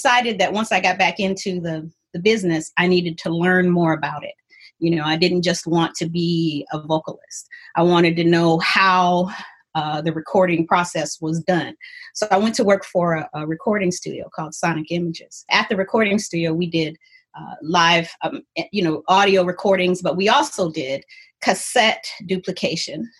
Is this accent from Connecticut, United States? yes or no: no; Ann Arbor, Michigan, United States; moved away as an adult; also born or lived in California; I came back home to Ann Arbor because I was born and raised in Ann Arbor